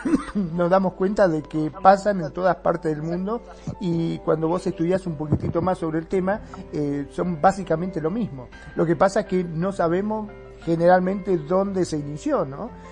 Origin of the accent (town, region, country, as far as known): Argentina